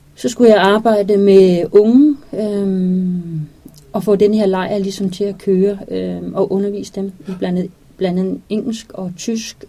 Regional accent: Denmark; vi her hjemme i Danmark

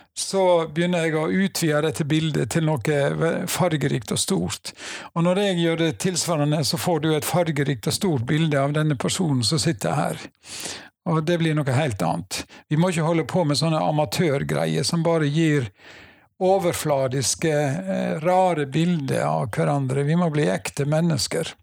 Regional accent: Nordhordland, Vestland, Norway; Jeg er fra Nordhordland. Uh, bor på Seim i Alver kommune.

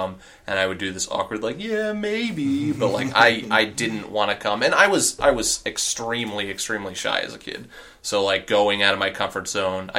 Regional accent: Long Island, New York, United States; moved away; I grew up on Long Island, New York

